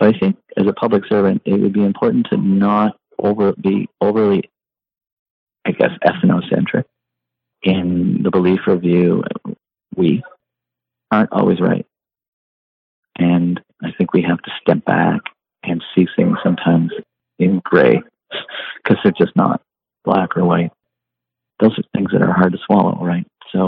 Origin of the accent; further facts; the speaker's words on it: Vermont, United States; I came from Vermont, as you know, and so I was dealing with some of the science communities